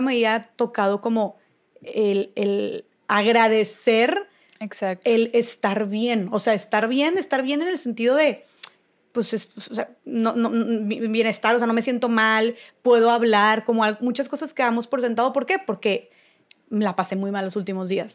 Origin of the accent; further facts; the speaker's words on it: Monterrey, Nuevo León, Mexico; yo soy de Monterrey, vivo en Monterrey